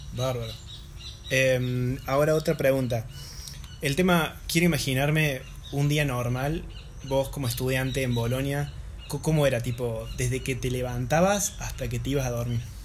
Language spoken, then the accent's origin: Spanish; Argentina; siendo nosotros argentinos